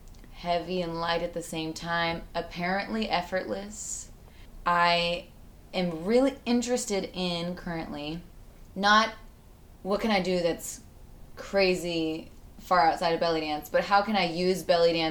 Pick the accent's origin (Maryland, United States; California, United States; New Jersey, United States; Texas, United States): California, United States; Northern; I'm from Northern California